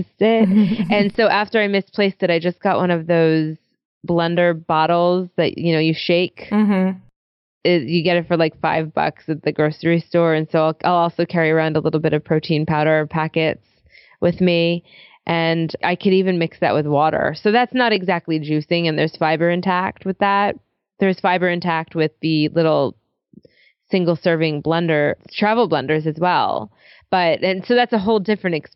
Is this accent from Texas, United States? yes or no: no; New York City, New York, United States; I'm a New Yorker